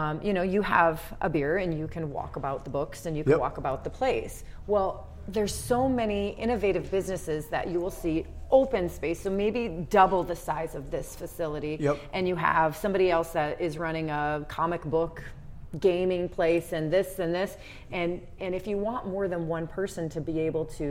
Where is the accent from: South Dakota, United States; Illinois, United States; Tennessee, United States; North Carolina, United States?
South Dakota, United States; Rapid City; moved away; I love to talk about my hometown